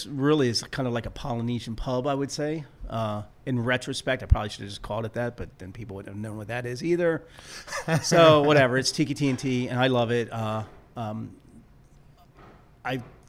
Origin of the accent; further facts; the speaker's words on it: Arlington, Virginia, United States; I grew up in Arlington, grew up around that area.